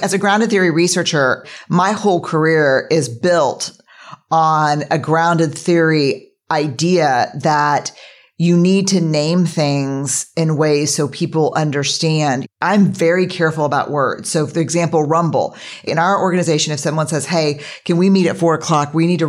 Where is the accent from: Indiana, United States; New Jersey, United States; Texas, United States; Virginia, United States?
Texas, United States; Because we're from Texas.